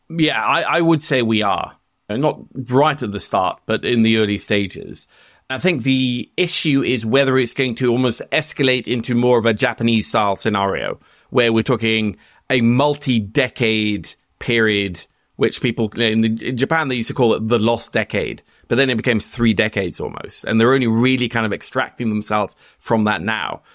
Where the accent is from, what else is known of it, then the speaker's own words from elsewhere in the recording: Norway; I'm Norwegian